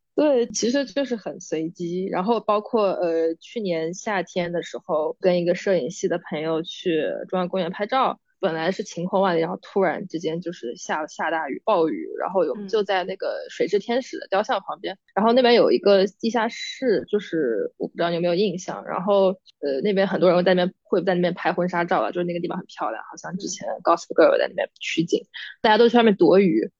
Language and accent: Chinese; Jiangnan, China; moved away as an adult; now in New York, United States; 我是江南人士，我们那边就是很潮湿，然后很阴冷，冬天